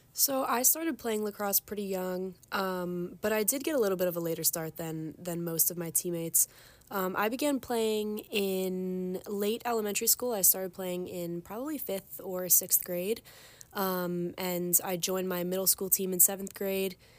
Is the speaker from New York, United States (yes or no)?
yes; Long Island, New York, United States; moved away as an adult; now in Ithaca, United States; I'm from Long Island